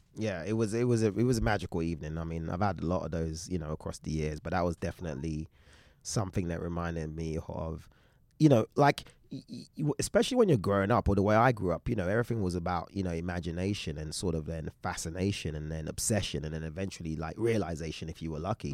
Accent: London, United Kingdom; moved away as an adult; also born or lived in Shoreditch; now in Los Angeles, United States; I grew up in East London.

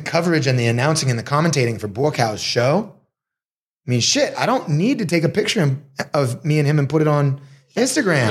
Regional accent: Marblehead, Massachusetts, United States; moved away as an adult; also born or lived in Boston, Massachusetts / Los Angeles, California; now in Thailand; I grew up in Marblehead, Massachusetts

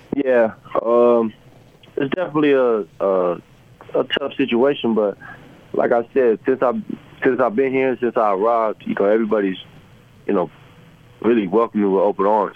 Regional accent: San Antonio, Texas, United States; moved away as an adult; also born or lived in Columbia, Missouri / Los Angeles / Cleveland; now in Utah, United States; I'm from San Antonio, Texas.

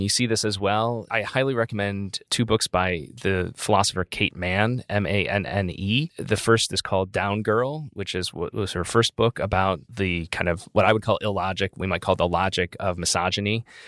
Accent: Utica, New York, United States; moved away; Utica, New York, my hometown.

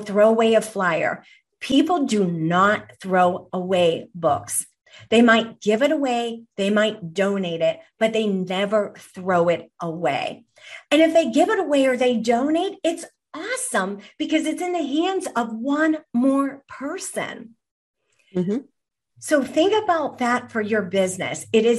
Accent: Ireland; And I am Irish myself.

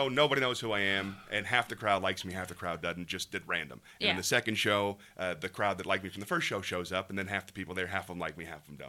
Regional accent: Tampa, Florida, United States; I grew up in Tampa.

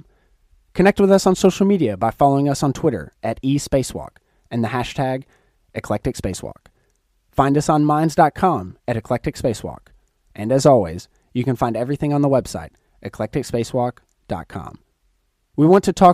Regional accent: Chattanooga, Tennessee, United States; I'm being from Chattanooga, Tennessee, not that far from Atlanta

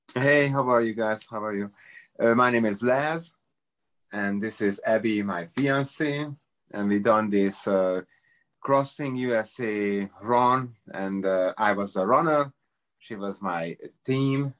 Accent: Budapest, Hungary; English is a second language; moved away as an adult; also born or lived in Las Vegas / San Diego / Miami; now in United States; I'm from Hungary, Budapest

